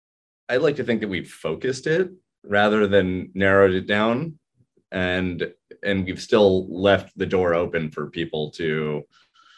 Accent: Santa Monica, California, United States; moved away as an adult; also born or lived in New York; I moved back to California, which is my home state. I grew up in Santa Monica here

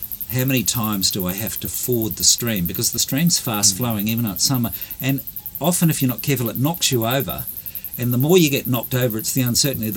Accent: Australia; now in Taranaki, New Zealand; I'm Australian.

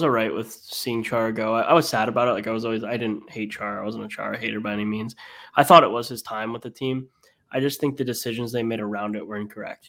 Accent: Northeast, United States; I've been a lifelong Bruins fan growing up in the Northeast

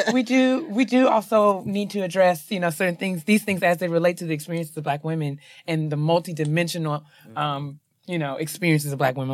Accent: New York, United States; I'm from New York.

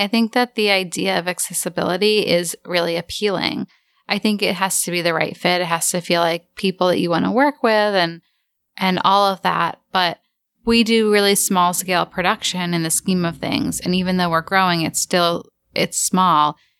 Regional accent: Cape Cod, Massachusetts, United States; we grew up on Cape Cod, which is a big retirement community

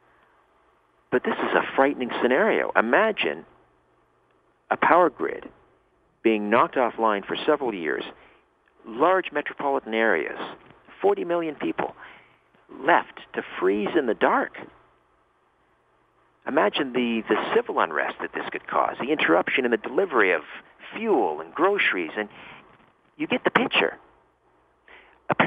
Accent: Canada; I'm a Canadian boy

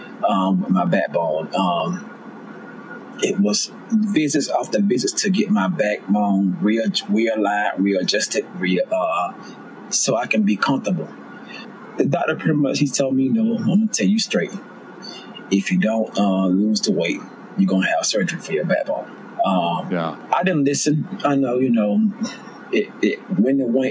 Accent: Georgia, United States; I'm from the South, I'm from Georgia.

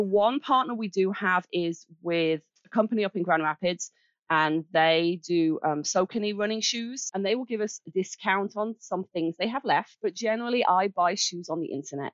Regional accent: Birmingham, West Midlands, United Kingdom; moved away as an adult; now in Kalamazoo, United States; I'm from Birmingham in England. Uh. uh, we moved here. Wow. We moved here 11 years ago

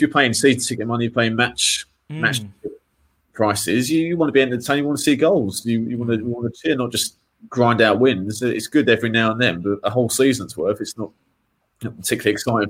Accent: Whitechapel, London, United Kingdom; born there; I was born in Whitechapel, so, you know, not far from, obviously, West Ham.

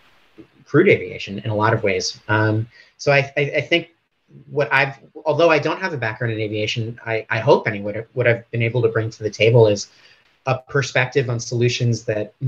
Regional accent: United States; moved away as an adult; also born or lived in Washington, D.C.; now in Sydney, Australia; I was born in the United States

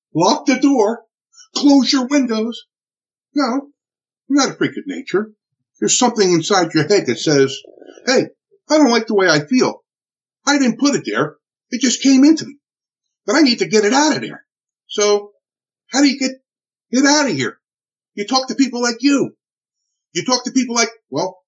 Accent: Newark, New Jersey, United States; I'm from Newark, New Jersey

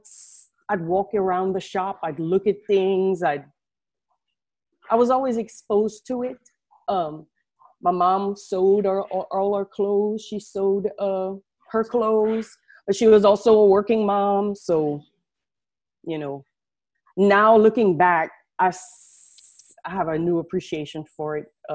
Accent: Acadiana, Louisiana, United States; I'm from down south in Louisiana, way down south in Louisiana. I'm sure you can tell through my accent. We live in a region called Acadiana

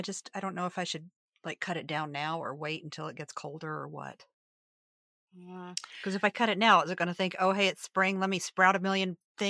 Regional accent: Virginia, United States; Because I'm from Virginia.

